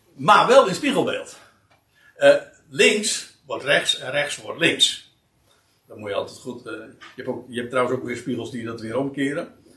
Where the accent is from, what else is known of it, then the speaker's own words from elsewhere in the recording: Netherlands; wij zijn als Nederlanders